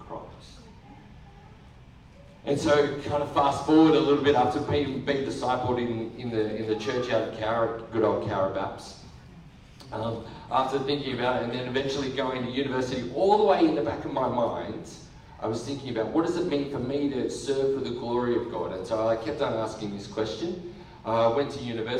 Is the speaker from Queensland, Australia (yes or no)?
no; Cowra, New South Wales, Australia; I grew up in country New South Wales, a place called Cowra.